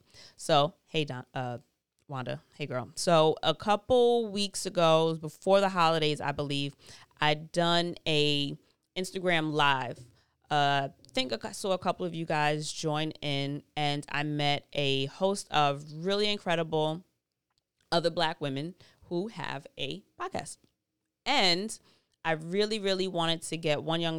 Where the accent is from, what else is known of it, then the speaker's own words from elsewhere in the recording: New York, United States; as a New Yorker